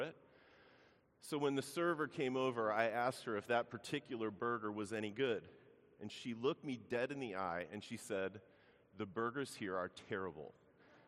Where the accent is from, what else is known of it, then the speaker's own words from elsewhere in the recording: Baltimore, Maryland, United States; moved away; I grew up in Baltimore